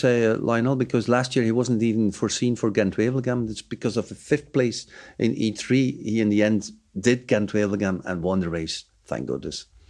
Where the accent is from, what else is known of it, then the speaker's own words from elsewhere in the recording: Bruges, Flanders, Belgium; my hometown, Bruges